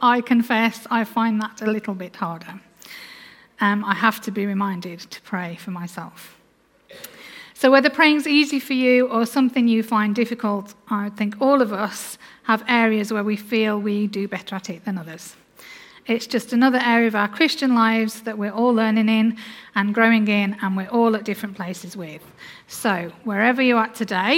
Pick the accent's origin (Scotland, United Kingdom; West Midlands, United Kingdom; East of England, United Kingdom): West Midlands, United Kingdom; Black Country; accent: Black Country; my Black Country accent